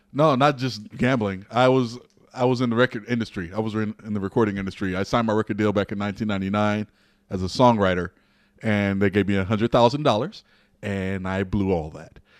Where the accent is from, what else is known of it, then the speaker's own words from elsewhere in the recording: Peoria, Illinois, United States; I was a member of the River City Athletic Club in Peoria, Illinois